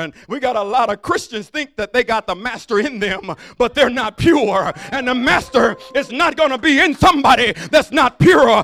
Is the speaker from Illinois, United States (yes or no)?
no; Alabama, United States; I'm from Alabama